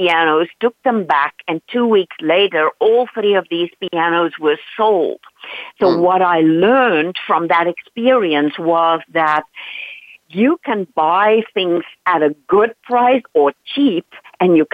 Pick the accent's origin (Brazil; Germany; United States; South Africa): South Africa; English is a second language; moved away; I am Dutch by origin, but I grew up in South Africa